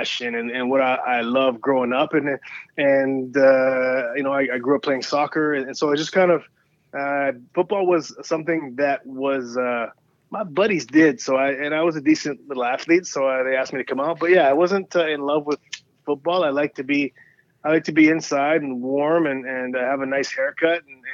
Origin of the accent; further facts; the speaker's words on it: BC, British Columbia, Canada; I went back home and played for BC, my hometown